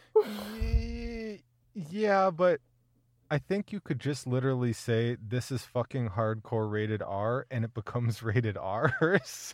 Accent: Minnesota, United States; I'm a Minnesotan

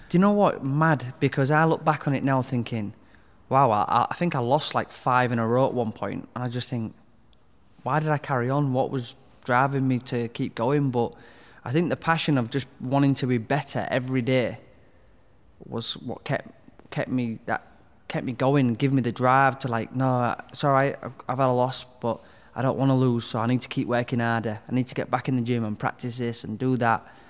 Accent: Hull, Yorkshire and the Humber, United Kingdom; I grew up in Hull in Westhull

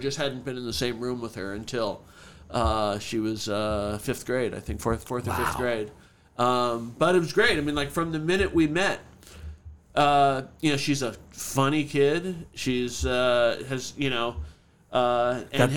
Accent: California, United States; I was from California

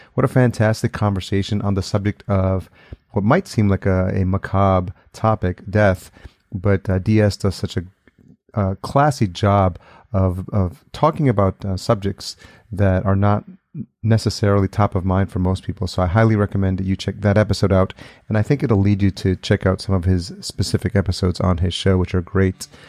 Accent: New York, United States; moved away; I'm from New York originally

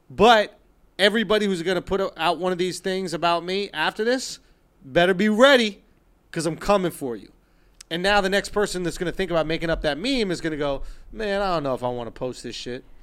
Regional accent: New York City, New York, United States; I grew up in Manhattan

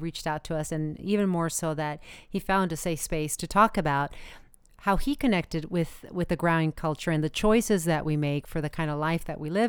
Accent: United States; I am a very proud American

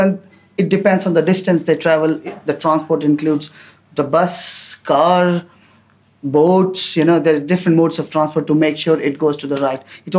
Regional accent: Delhi, India; I'm from Delhi.

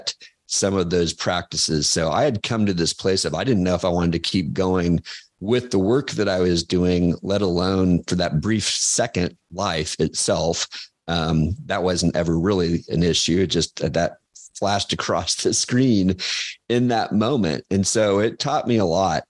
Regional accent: Kansas, United States; moved away; also born or lived in Georgia / Chicago; I'm from Kansas, and I'd been in Georgia.

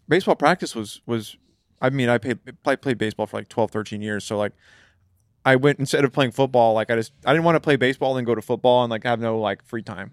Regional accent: California, United States; growing up in California

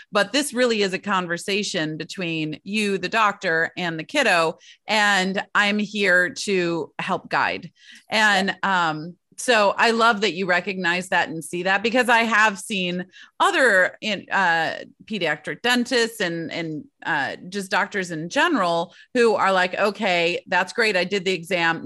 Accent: Michigan, United States; moved away; Growing up in Michigan

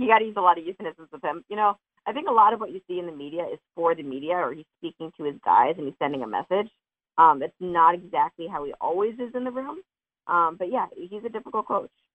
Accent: Montclair, New Jersey, United States; moved away; I'm from Montclair.

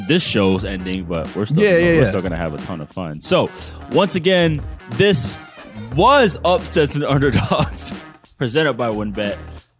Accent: East Coast, United States; I'm from the East Coast. I know what you mean, but people here think like sun means like sit your ass down.

